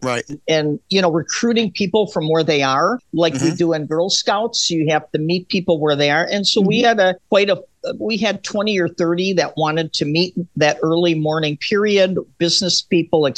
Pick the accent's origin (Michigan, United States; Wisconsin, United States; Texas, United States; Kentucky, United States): Wisconsin, United States; now in New York, United States; I'm from Wisconsin, which is Native American country